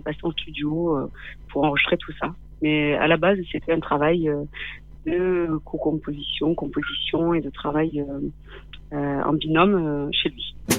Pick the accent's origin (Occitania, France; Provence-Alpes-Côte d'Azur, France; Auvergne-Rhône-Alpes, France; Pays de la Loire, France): Occitania, France; Manduel; also born or lived in Rif Mountains, Morocco / Nîmes; j'ai grandi dans un petit village tout près de nous